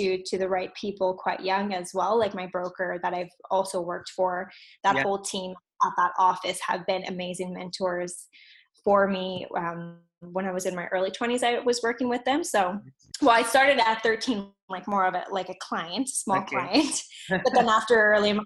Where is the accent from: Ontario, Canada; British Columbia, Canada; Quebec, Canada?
Quebec, Canada; Montreal; also born or lived in Alberta; I was actually born in Alberta and then moved here to Montreal when I was about six